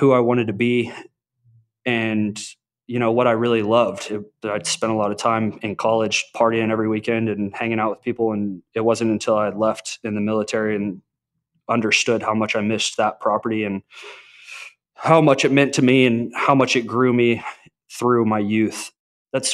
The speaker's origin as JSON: {"language": "English", "town": "Arlington", "region": "Texas", "country": "United States", "tie": "born or raised there", "said": "I grew up in Arlington, Texas, right in between Dallas and Fort Worth"}